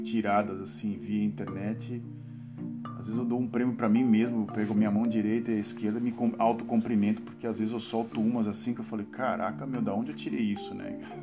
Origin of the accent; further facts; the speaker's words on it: Santos, São Paulo, Brazil; now in Netherlands; eu sou de Santos, né, cara? Então a gente não fala você em Santos, a gente fala tu